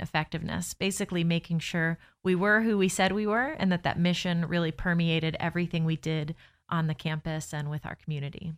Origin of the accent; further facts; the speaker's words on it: Lakeland, Florida, United States; now in Orlando, United States; I am born and raised in Lakeland